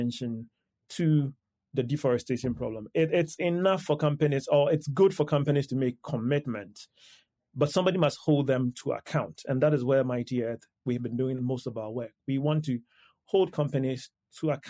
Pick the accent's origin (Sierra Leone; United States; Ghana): Ghana; I come from Ghana